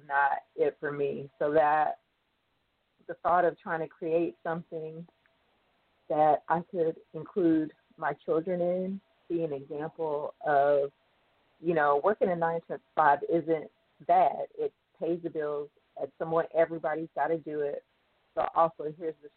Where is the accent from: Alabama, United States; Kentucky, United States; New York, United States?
Kentucky, United States; moved away; also born or lived in Georgia / Chicago; I'm originally from Kentucky